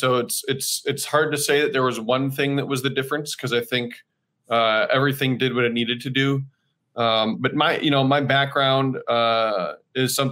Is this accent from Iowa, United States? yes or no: yes; Decorah, Iowa, United States; my hometown in Decorah